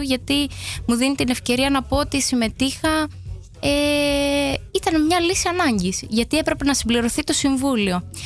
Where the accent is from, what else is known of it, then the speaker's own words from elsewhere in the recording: Heraklion, Crete, Greece; moved away as an adult; also born or lived in Agios Thomas / Amsterdam, Netherlands; now in Netherlands; Εγώ είμαι από την Κρήτη, από το Ηράκλειο